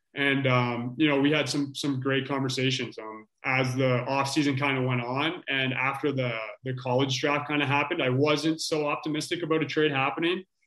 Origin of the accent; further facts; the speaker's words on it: Orangeville, Ontario, Canada; Growing up in Orangeville, it's obviously a, a lacrosse hotbed